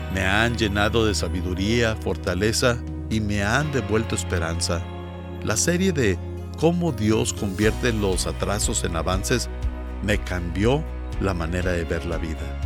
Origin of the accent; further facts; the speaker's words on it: Guatemala; soy de Guatemala.